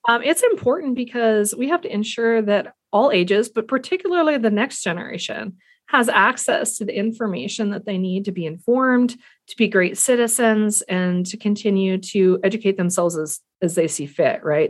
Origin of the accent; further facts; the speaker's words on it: the Flathead, Montana, United States; I grew up here in the Flathead